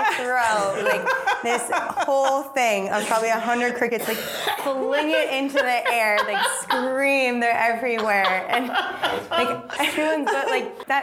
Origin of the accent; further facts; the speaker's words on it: New Hampshire, United States; I grew up in New Hampshire, so I worked at a feed store.